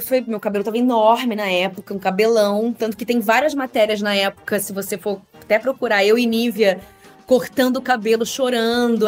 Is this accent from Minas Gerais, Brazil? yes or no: no; Rio de Janeiro, Brazil; moved away as an adult; now in São Paulo, Brazil; eu sou carioca, né? morei a vida inteira no Rio de Janeiro